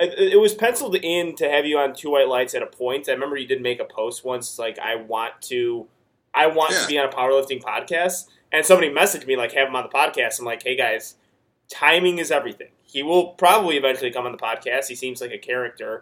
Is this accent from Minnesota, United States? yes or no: no; Chicago, Illinois, United States; moved away as an adult; now in Houston, United States; I'm from Chicago. Just moved to Houston yesterday.